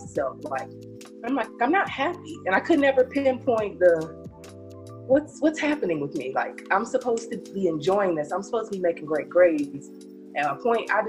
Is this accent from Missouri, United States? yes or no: no; North Carolina, United States; moved away as an adult; now in Atlanta, United States; I'm originally from North Carolina. I moved here with my job. You know, they moved me out here to the good city of Atlanta